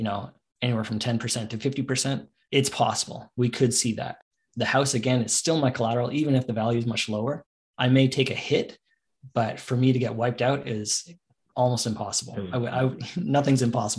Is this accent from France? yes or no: no; Canada; I'm the only Canadian there.